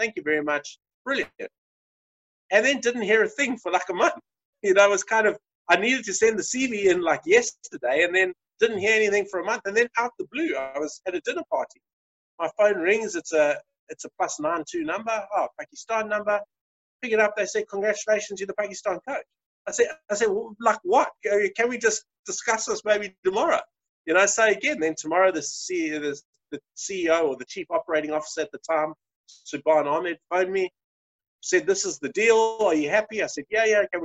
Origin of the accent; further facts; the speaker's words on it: South Africa; As a South African